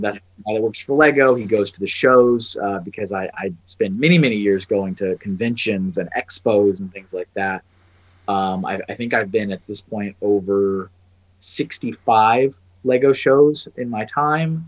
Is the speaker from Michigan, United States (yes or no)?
no; Texas, United States; moved away as an adult; also born or lived in Colorado; I'm originally from Texas. That's yep. where I, I was born